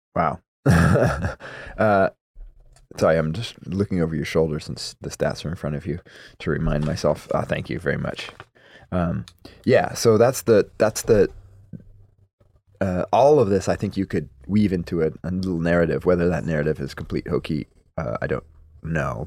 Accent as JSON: {"language": "English", "town": "Madison", "region": "Wisconsin", "country": "United States", "tie": "born or raised there", "moved": "yes", "lives_now": "Oregon, United States", "said": "I grew up in Madison, Wisconsin."}